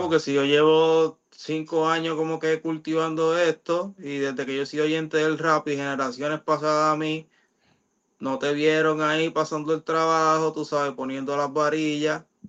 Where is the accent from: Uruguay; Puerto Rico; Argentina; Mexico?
Puerto Rico; Mayagüez; en la plaza pública de Mayagüez, de mi pueblo